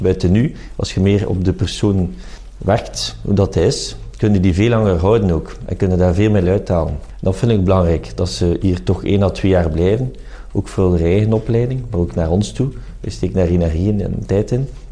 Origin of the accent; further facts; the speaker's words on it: Flanders, Belgium; Ik ben ook Vlamingen en België hart en nieren